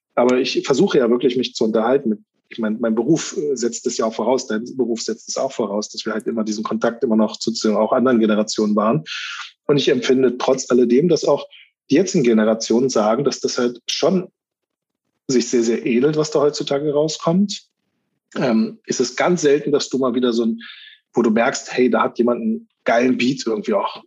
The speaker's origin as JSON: {"language": "German", "region": "Berlin", "country": "Germany", "tie": "born or raised there", "said": "Ich bin in Spandau groß geworden"}